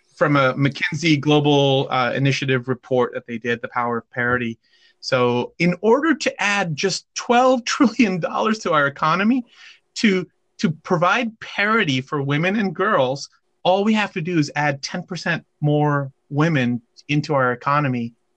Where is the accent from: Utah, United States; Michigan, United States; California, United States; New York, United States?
California, United States; I am from California